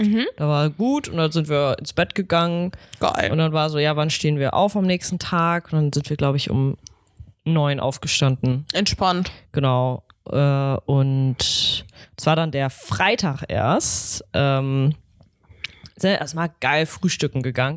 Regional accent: Northern Germany, Germany; wir sind Norddeutsche

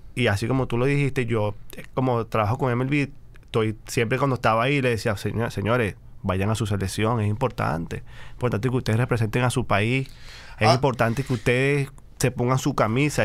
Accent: Venezuela; moved away as an adult; somos venezolanos

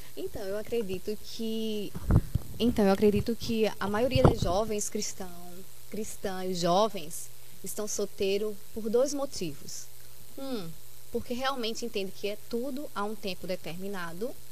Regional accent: Carpina, Pernambuco, Brazil; sou daqui de Carpina mesmo

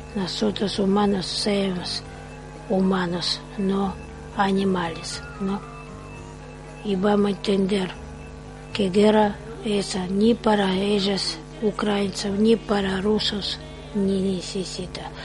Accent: Russia; Spanish is a second language; moved away; soy rusa y tengo familia

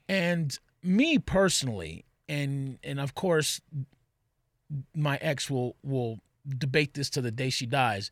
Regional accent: Texas, United States; I'm from Texas.

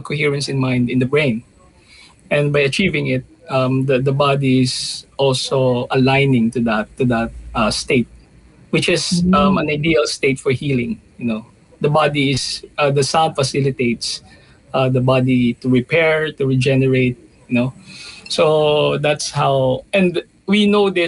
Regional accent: Batangas, Calabarzon, Philippines; moved away; also born or lived in Manila; I was born in Batangas.

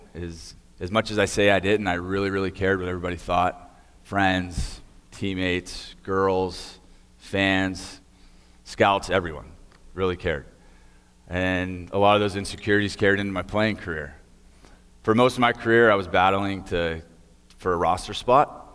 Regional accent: Beaver County, Pennsylvania, United States; I grew up here in Beaver County

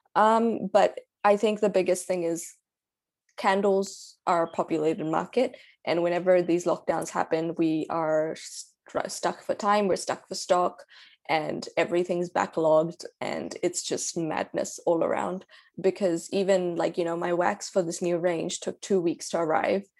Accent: Karachi, Sindh, Pakistan; now in New Zealand; I'm from Pakistan, I'm from Karachi

